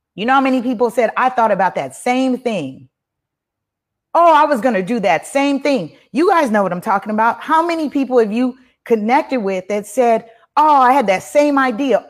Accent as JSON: {"language": "English", "country": "Belize", "said": "I'm from Belize. My folks is from Belize."}